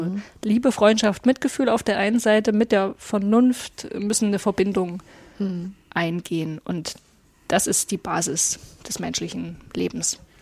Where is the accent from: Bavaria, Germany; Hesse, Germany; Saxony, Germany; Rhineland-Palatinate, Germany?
Saxony, Germany; Aue; now in Meißen, Germany; Ich bin ja in, in Auer aufgewachsen im Erzgebirge